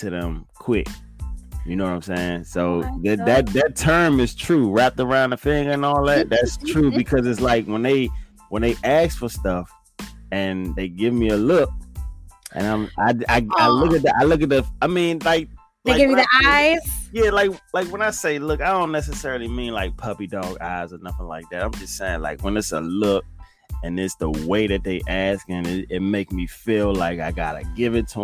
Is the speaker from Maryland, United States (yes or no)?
yes; Fort Washington, Maryland, United States; also born or lived in Forestville, Maryland; now in Virginia, United States; I live most of my life in Fort Washington, Maryland